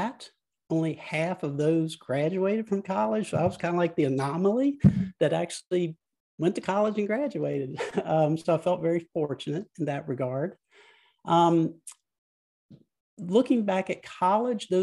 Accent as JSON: {"language": "English", "region": "Central Virginia", "country": "United States", "tie": "born or raised there", "said": "I grew up in Central Virginia in a very rural part of the state"}